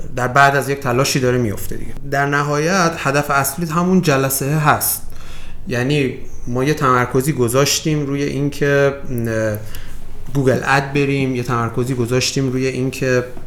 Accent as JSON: {"language": "Persian", "country": "Iran", "said": "من به عنوان یک ایرانی"}